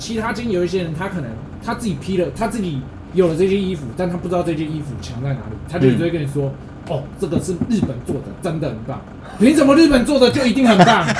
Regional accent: Taipei, Taiwan; 我会跟他说，哎、我我是台北来的，你以为台北来的很屌，不要装啊，真的啊，我拿身份证给你看，

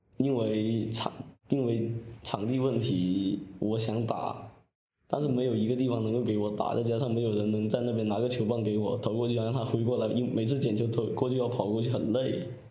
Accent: Guangxi, China; 二年级回到家乡广西这边

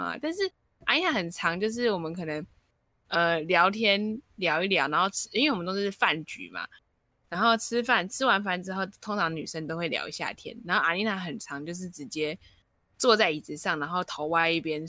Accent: Taipei, Taiwan; 我 们 都是台北人

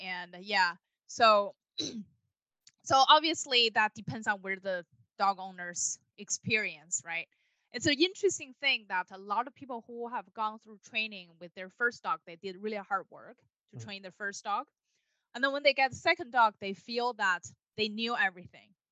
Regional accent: Beijing, China; moved away as an adult; now in United States; I was born and raised in Beijing, China. So I've been in the United States for a little over 10 years.

